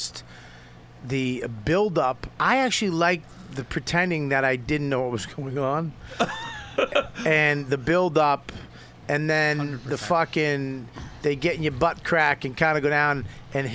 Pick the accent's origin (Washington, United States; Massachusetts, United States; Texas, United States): Massachusetts, United States; Medford; I grew up in Medford.